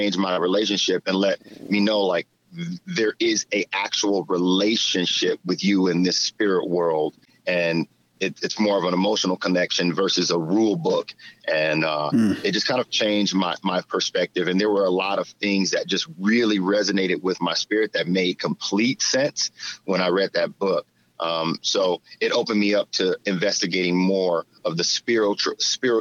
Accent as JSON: {"language": "English", "town": "Flint", "region": "Michigan", "country": "United States", "said": "I'm from Flint, Michigan. We didn't have anything."}